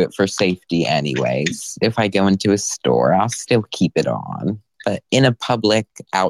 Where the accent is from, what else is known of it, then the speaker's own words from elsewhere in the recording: Wyoming, United States; We're all from Wyoming.